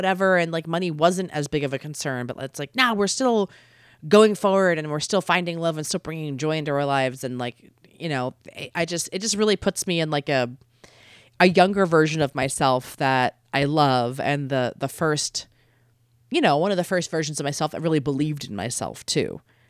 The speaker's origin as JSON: {"language": "English", "region": "East Coast", "country": "United States", "lives_now": "Los Angeles, United States", "said": "you know, I live in Los Angeles and I'm from the East Coast originally, and my whole family is there and I love them."}